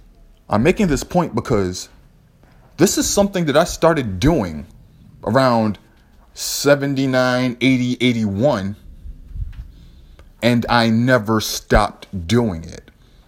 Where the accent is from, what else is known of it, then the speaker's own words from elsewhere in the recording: New York, United States; I found out later when I was growing up in New York that there was a guy at a record store who had written down a book of breaks